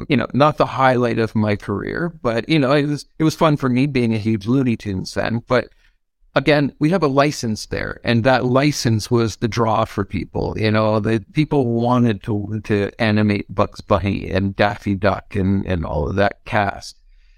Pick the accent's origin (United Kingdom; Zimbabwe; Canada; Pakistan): Canada; So, being Canadian, I'm going to say offer beer as part of the kind of in compensation package